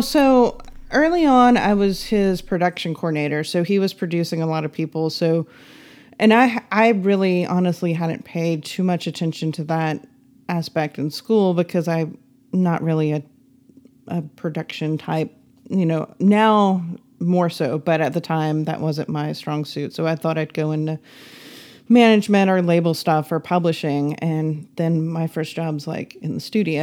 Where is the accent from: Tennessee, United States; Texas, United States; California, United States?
Tennessee, United States; Nashville; grew up in Nashville whose parents don't have anything to do with music.